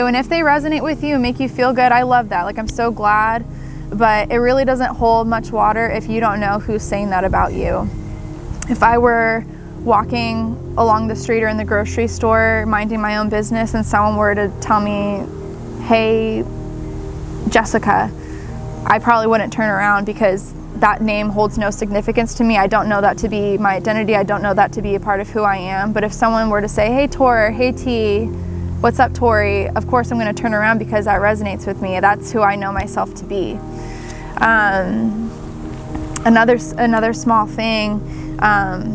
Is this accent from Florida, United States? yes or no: no; Southern California, United States; growing up in Southern California